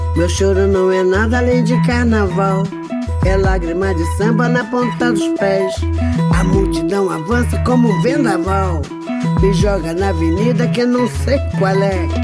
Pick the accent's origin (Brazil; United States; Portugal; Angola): Brazil; como mulher, como brasileira